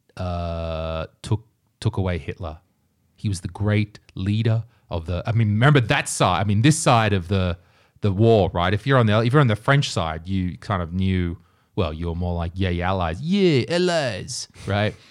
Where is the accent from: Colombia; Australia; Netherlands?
Australia; Nelson Bay, New South Wales; moved away as an adult; now in Estonia; I'm Australian